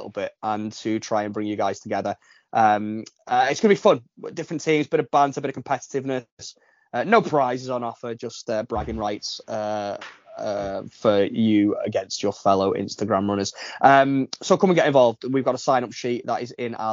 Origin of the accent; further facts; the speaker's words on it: Widnes, North West England, United Kingdom; my hometown of Widnes.